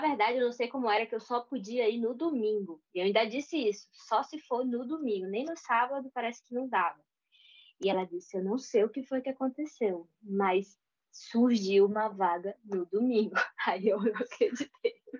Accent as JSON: {"language": "Portuguese", "town": "Manaus", "region": "Amazonas", "country": "Brazil", "moved": "yes", "lives_now": "Braga, Portugal", "said": "Eu sou do Amazonas, de Manaus"}